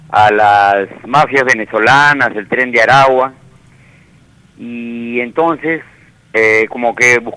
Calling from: Villa María del Triunfo, Lima, Peru; Sí, este, buenos días, hermano Ibel. … de Villa María del Triunfo.

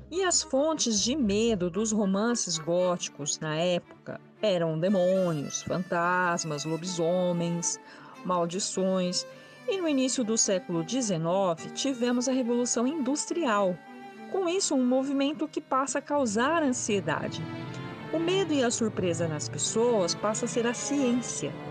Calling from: Belo Horizonte, Minas Gerais, Brazil; Olá a todos … sou de Belo Horizonte, Minas Gerais.

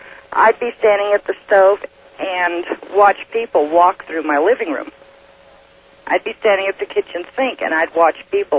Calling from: Red Desert, Wyoming, United States; Red Desert, Wyoming, but my residence is in Oregon.

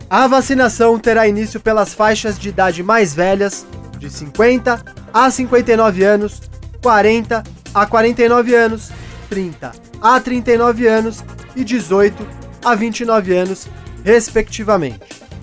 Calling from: Suzano, São Paulo, Brazil; sou de Suzano, São Paulo, mas trabalho na região de Campinas.

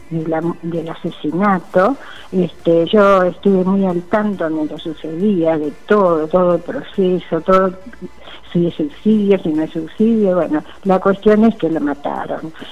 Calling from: Buenos Aires, Argentina; de Paternal. Yo siempre los escucho los domingos, pero muy pocas veces les dejo mensajes porque me gusta escucharlos.

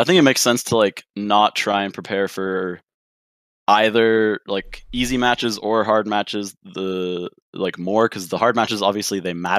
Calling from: Regina, Saskatchewan, Canada; I'm calling from Regina, Saskatchewan.

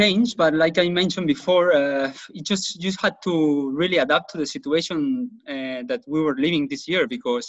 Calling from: Spain; at least I'm talking from Spain, but players have not been practicing much

